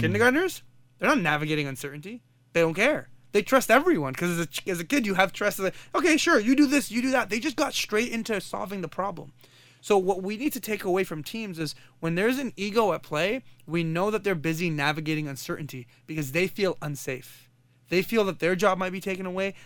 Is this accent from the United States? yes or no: no; Kuwait; now in Canada; I come from Kuwait